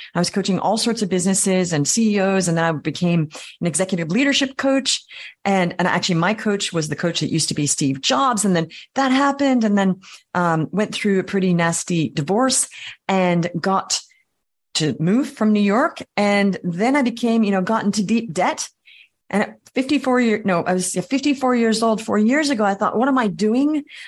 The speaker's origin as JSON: {"language": "English", "country": "Australia", "tie": "born or raised there", "also_born_or_lived": "Paris, France / Vienna, Austria", "moved": "yes", "lives_now": "New York City, United States", "said": "I grew up in Australia."}